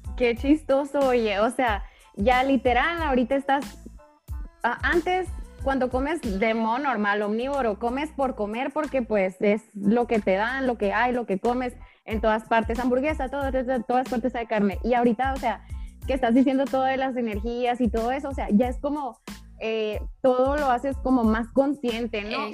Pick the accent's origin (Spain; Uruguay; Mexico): Mexico; Sonora; soy de Sonora, entonces acá la carne es de que, ¿cómo eres de Sonora no comes carne?